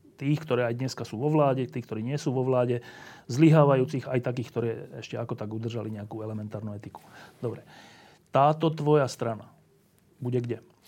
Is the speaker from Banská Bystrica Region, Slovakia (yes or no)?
no; Bratislava, Bratislava Region, Slovakia; som z Bratislavy